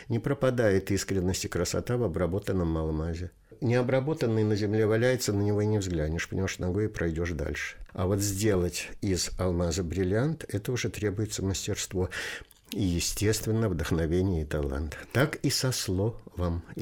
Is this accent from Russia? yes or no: yes; Saratov Oblast, Russia; also born or lived in Tolyatti / Kaliningrad; now in Lipetsk, Russia; Родом я из Куйбышевской области, город Ставрополь, который сейчас называется Тольятти. Потом закончил школу тоже на Волге, но уже в Саратовской области. Потом университет в Калининграде